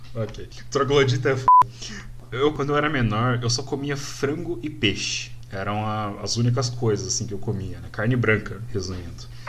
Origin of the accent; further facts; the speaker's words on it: Paraná, Brazil; Eu sou paranaense